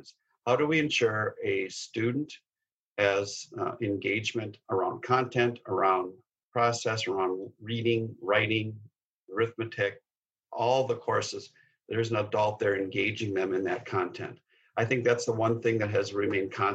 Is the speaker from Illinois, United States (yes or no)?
no; Minneapolis, Minnesota, United States; I grew up in North Minneapolis and a product of Patrick Henry High School